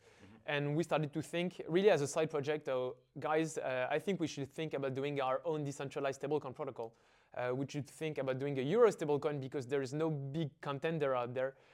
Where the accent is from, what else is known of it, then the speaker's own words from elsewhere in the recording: Paris, Île-de-France, France; I feel I, am a bit like the cliche of the student in an engineering school. Uh, I went to high school in the 16th neighborhood of Paris